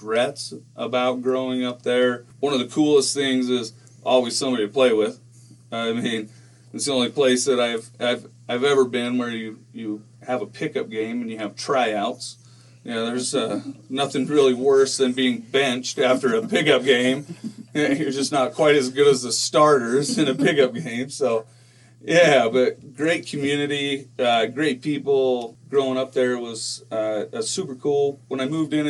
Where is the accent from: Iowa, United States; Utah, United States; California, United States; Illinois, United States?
Utah, United States; Rocky Ridge; also born or lived in Payson, Utah; I moved in, again, from Payson, but when I moved in, growing up in Rocky Ridge